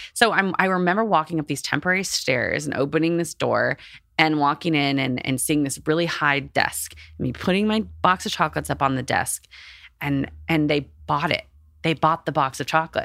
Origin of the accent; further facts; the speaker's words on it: Texas, United States; I grew up in Texas in, like, a, like, a religious household